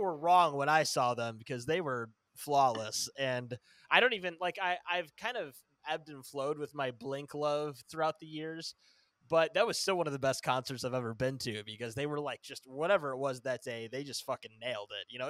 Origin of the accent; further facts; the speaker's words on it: Northern Illinois, United States; I'm from the Northern Illinois area